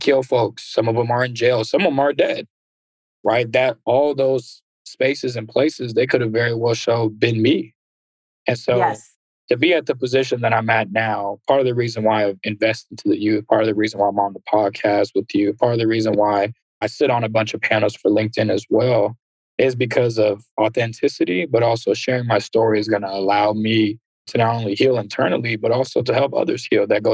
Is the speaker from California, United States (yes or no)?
yes; San Ramon, California, United States; also born or lived in Antioch, California / Berkeley, California; I grew up in Antioch for half my life, and then I grew up in San Ramon